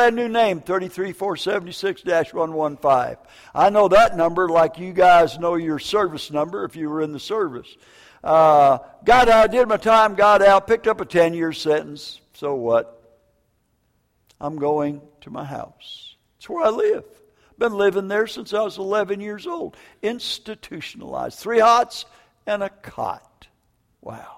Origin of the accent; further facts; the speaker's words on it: Minneapolis, Minnesota, United States; also born or lived in Vancouver, Washington / northern Wisconsin; northern Wisconsin and Minneapolis, Minnesota